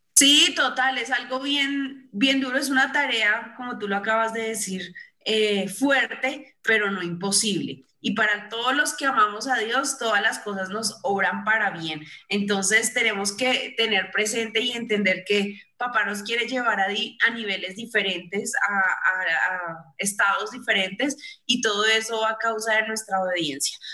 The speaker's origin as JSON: {"language": "Spanish", "country": "Colombia", "said": "aquí en Colombia hace mucho, pero mucho frío"}